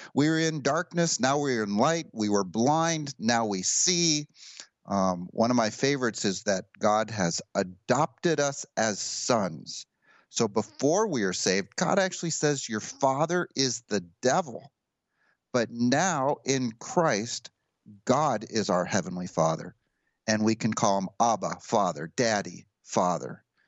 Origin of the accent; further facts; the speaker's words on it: United States; I'm an American